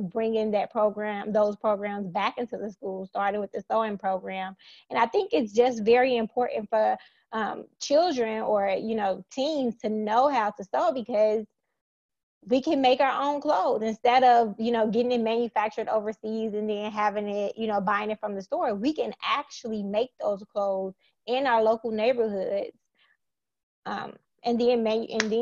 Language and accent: English; Gary, Indiana, United States; now in Indianapolis, United States; I'm originally from Gary, Indiana, which is still near and dear to my heart